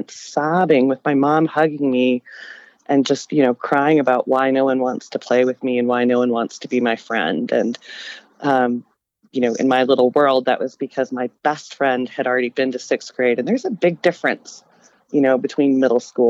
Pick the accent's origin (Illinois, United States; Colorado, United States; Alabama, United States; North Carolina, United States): Colorado, United States; Denver; I grew up in Denver